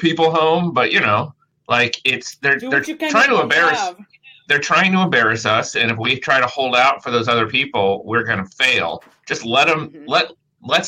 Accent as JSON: {"language": "English", "region": "Indiana", "country": "United States", "said": "I'm a Hoosier"}